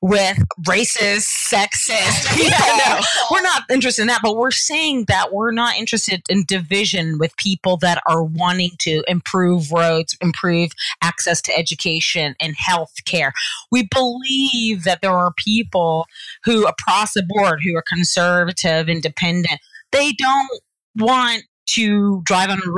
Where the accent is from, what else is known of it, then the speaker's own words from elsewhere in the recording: Georgia, United States; accent: Southern; I'm from the South, Georgia